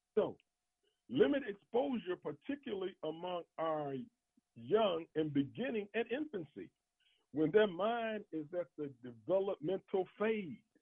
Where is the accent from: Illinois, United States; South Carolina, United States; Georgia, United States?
Illinois, United States; Chicago; growing up in Chicago in the early 60s